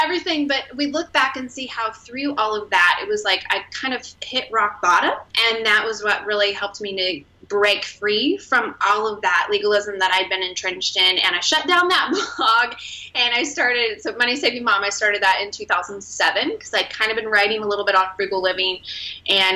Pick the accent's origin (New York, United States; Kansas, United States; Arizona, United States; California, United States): Kansas, United States; Wichita; I was born and raised in Wichita, Kansas